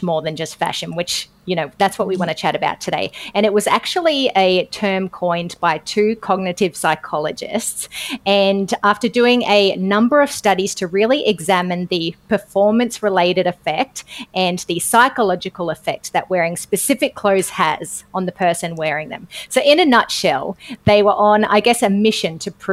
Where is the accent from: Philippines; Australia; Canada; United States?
Australia; accent: Aussie; I am very Aussie in the way that I say it.